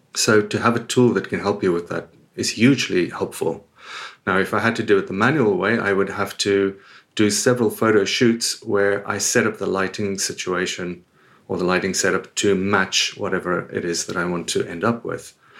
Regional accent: South Africa; moved away as an adult; also born or lived in United Kingdom / Australia; now in Spain; I was born and raised in South Africa. I lived there until my early twenties before I moved away to the U K and eventually Australia, then here.

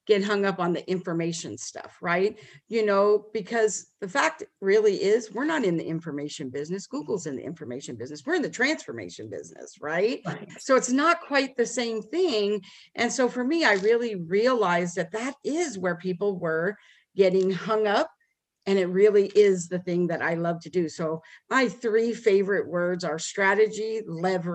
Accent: Las Vegas, Nevada, United States; moved away as an adult; now in Dallas, United States; we moved to Dallas from Las Vegas where we were from

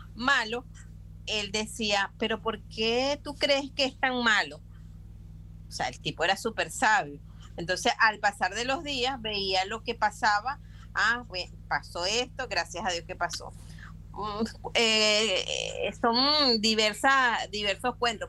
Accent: Venezuela; moved away as an adult; now in Panama; yo soy venezolana y emigré a Panamá

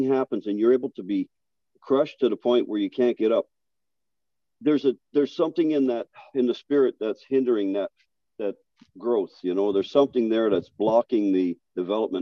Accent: Newfoundland and Labrador, Canada; I'm from Newfoundland.

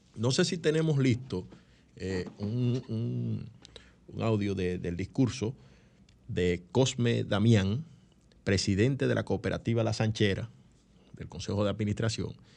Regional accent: San Cristóbal, Dominican Republic; el pueblo de San Cristóbal, que es mi pueblo, mi pueblo, ustedes saben que yo soy eh, san cristobalense

